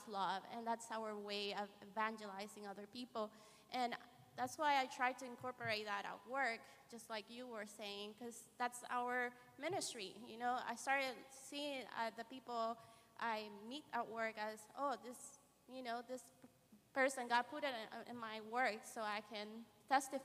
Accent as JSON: {"language": "English", "country": "Honduras", "tie": "born or raised there", "moved": "yes", "said": "I grew up in Honduras"}